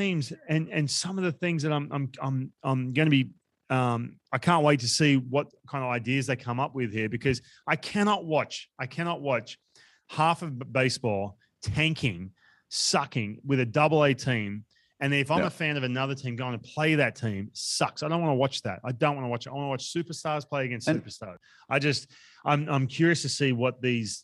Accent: Australia; moved away; we come from Australia

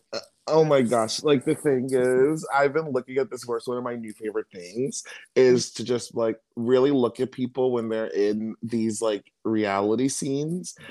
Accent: Maryland, United States; I'm from Maryland.

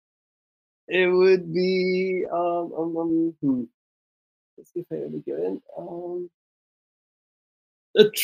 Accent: Poland; From Poland.

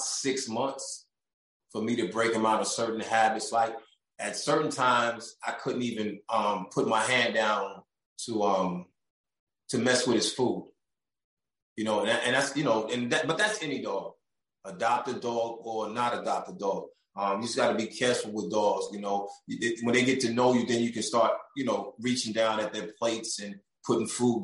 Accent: New York, United States; moved away; I'm from New York

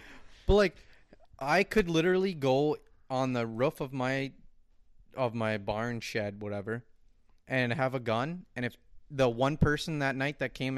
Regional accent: Roseau, Minnesota, United States; See, we're from Roseau though

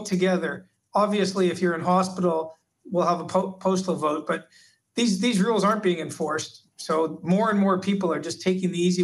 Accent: Canada; now in Australia; I come from Canada

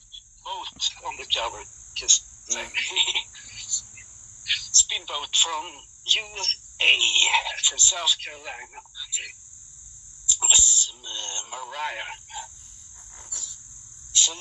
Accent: Sweden; here in my hometown

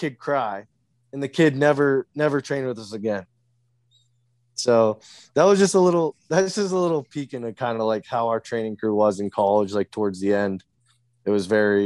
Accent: United States; I'm American.

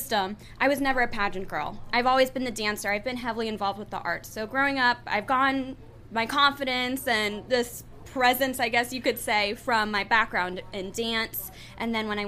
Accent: Coral Springs, Florida, United States; also born or lived in Tallahassee, Florida; I currently grew up in Coral Springs, Florida. My whole life is where I grew up in South Florida area competing and dancing

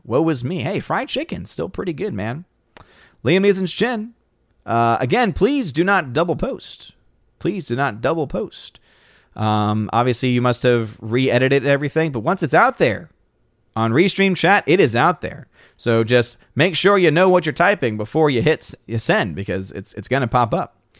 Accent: New Orleans, Louisiana, United States; moved away; I'm originally from New Orleans, Louisiana

